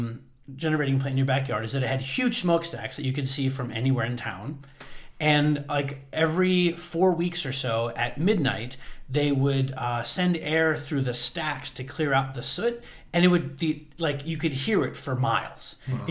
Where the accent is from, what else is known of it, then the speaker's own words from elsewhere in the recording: Homer City, Pennsylvania, United States; moved away; I grew up in an old coal mining town in Pennsylvania. It's called Homer City.